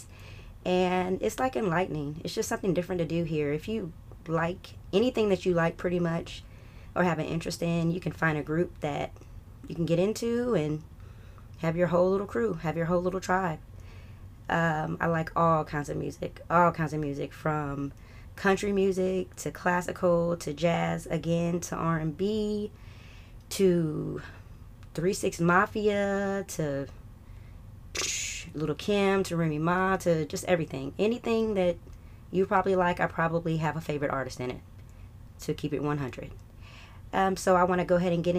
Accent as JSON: {"language": "English", "town": "Atlanta", "region": "Georgia", "country": "United States", "tie": "born or raised there", "said": "My family's from North Carolina. I was raised in North Atlanta. Love it here"}